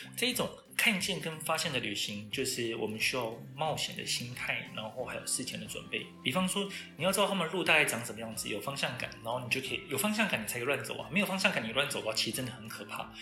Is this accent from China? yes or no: no; Taiwan; 我们台湾人